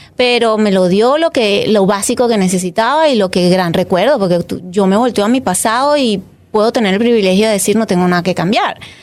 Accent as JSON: {"language": "Spanish", "town": "Caracas", "region": "Capital District", "country": "Venezuela", "tie": "born or raised there", "also_born_or_lived": "Catia La Mar", "moved": "as an adult", "said": "Yo nací en Caracas, soy venezolana orgullosamente venezolana"}